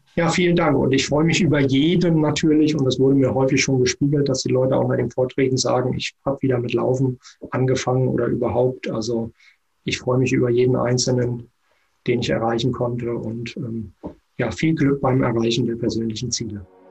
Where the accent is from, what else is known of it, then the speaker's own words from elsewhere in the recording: Germany; auch als Deutsche